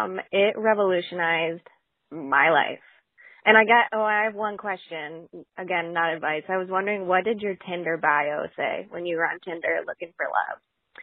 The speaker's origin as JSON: {"language": "English", "region": "Michigan", "country": "United States", "said": "I'm 26 and from Michigan."}